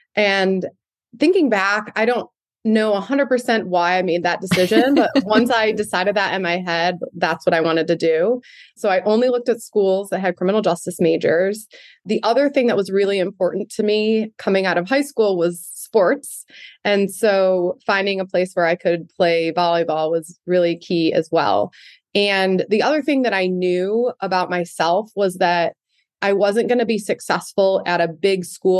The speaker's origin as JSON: {"language": "English", "town": "Ypsilanti", "region": "Michigan", "country": "United States", "tie": "born or raised there", "said": "I grew up in Michigan in a little city called Ypsilanti, which is right outside of Ann Arbor. I am one of five kids."}